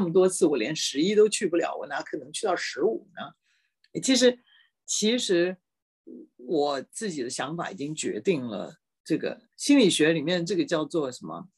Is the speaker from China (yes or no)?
no; Taipei, Taiwan; moved away as an adult; 我在台北出生的